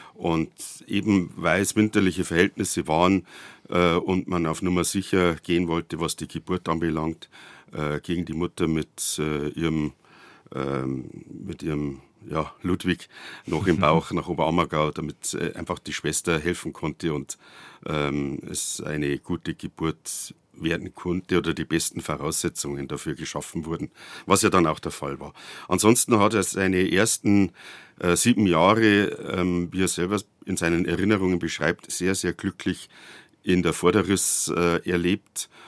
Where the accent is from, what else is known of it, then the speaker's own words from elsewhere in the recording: Munich, Bavaria, Germany; now in Bad Tölz, Germany; neunzehnhundertneunundsechzig in München geboren, wasch echtes Münchner Kindl, bin ich ja stolz drauf